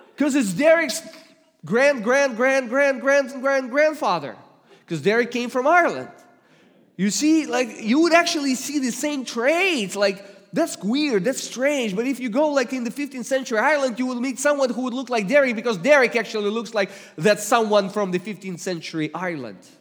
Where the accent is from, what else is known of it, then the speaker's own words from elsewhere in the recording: Russia; accent: Russian; English is a second language; moved away; I come originally from Russia